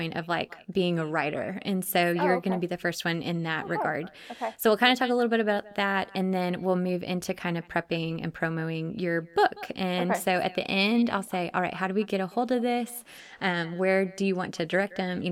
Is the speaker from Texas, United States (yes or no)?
yes; Dallas area, Texas, United States; We actually are from very close to where I grew up and where we were, but we totally missed each other because Dallas is so huge